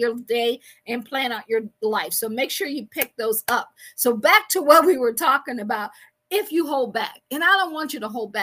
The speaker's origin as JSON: {"language": "English", "town": "Akron", "region": "Ohio", "country": "United States", "said": "I am from Akron, Ohio"}